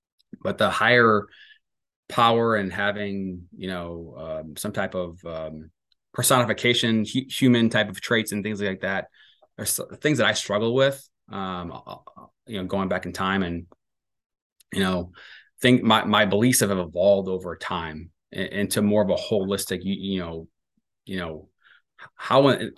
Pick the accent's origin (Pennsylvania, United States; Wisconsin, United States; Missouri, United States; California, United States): Missouri, United States; St. Louis; I was raised Catholic in St. Louis, and you know, I went to a Catholic grade school, and you know, in Florissant, Missouri, there was a lot of Catholic grade schools